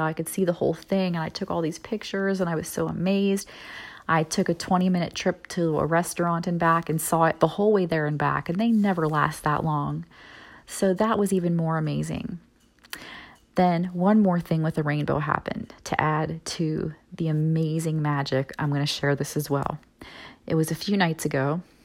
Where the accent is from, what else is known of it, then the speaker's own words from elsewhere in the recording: Midwest, United States; moved away; also born or lived in Florida; moving back to my hometown in the kind of Midwest area